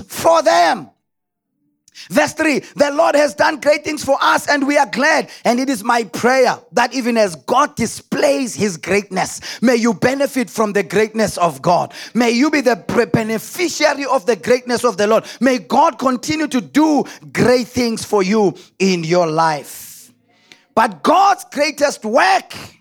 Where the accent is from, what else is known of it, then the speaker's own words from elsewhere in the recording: South Africa; us in our place as South Africans